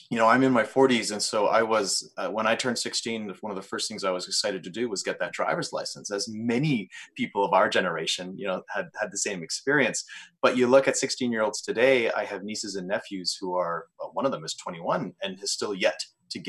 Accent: Canada; we are Canadian and part of North America

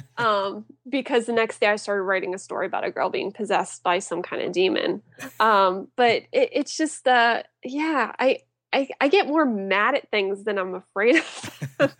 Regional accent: Apollo, Pennsylvania, United States; I grew up in a small town named Apollo. Um, it's about an hour east of Pittsburgh

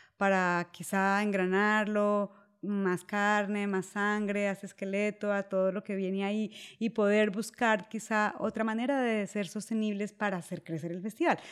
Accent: Colombia; en Colombia, el país de donde yo soy

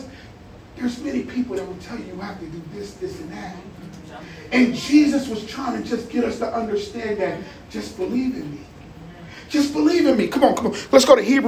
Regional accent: Jersey City, New Jersey, United States; also born or lived in South Plainfield, New Jersey; I'm from Jersey City, PS41. You know what I'm saying? I'm by the way of South Plainfield

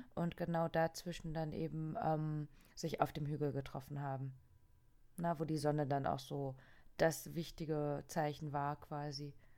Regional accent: East Germany, Germany; ich bin ja aus dem Osten.

